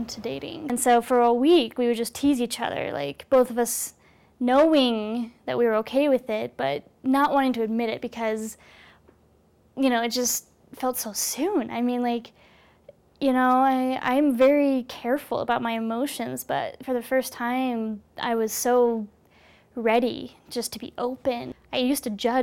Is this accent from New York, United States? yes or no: no; Columbia, Missouri, United States; moved away as an adult; now in Provo, United States; I'm originally from Columbia, Missouri.